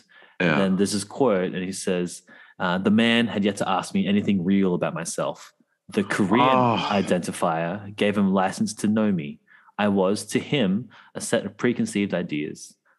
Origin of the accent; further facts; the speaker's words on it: Australia; Say, I'm Australian, mate.